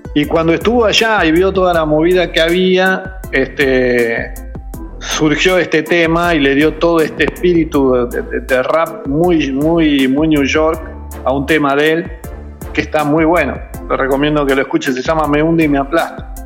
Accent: Buenos Aires Province, Argentina; somos de, de lo, de la periferia de la Capital Federal, eh, de la zona norte de Buenos Aires

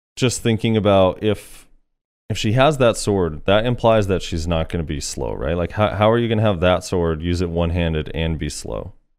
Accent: United States; All three of us are American

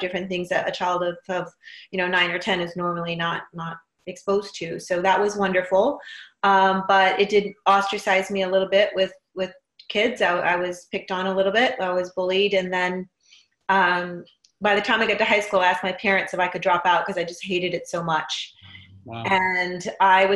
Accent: Inglewood, California, United States; I was born and raised in Inglewood, California.

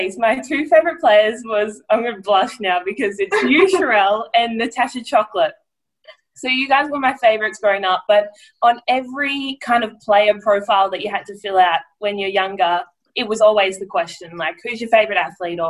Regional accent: Edenhope, Victoria, Australia; growing up in Victoria

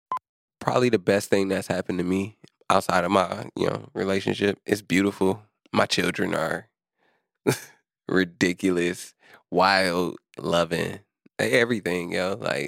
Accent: Milwaukee, Wisconsin, United States; I've been working within Milwaukee. Oh, I've been living here my whole life. I'm born and raised on the North Side, you know, 17th Keith.

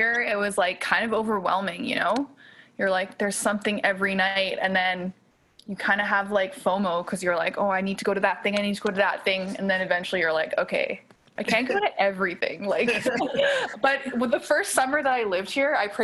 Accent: Calgary, Alberta, Canada; moved away as an adult; now in Toronto, Canada; I'm originally from Calgary

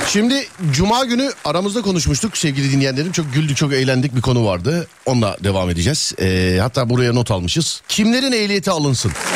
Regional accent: Istanbul, Turkey; bir İstanbullu olarak

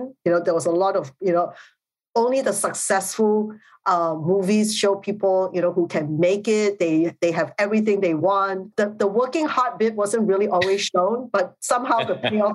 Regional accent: Singapore; moved away as an adult; also born or lived in Australia; I grew up in Singapore, where I was primarily the majority ethnic group

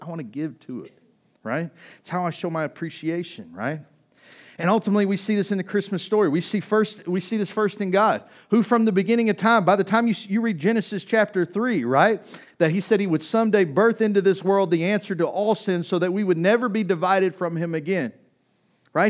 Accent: East Texas, United States; growing up in East Texas

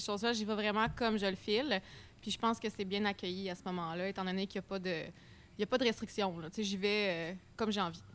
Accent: Quebec, Canada; accent: strong accent (implied Québécois)

